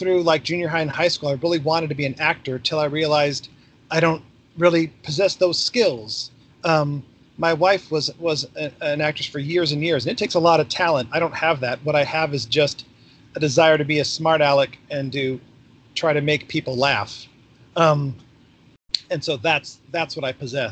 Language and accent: English; Orange, California, United States; moved away as an adult; also born or lived in Washington, D.C.; I was born and raised in Orange County